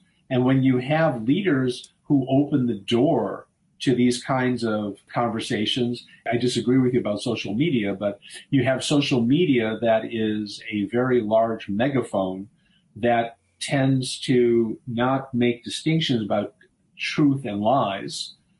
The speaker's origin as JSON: {"language": "English", "country": "United States", "said": "we're two American Jews"}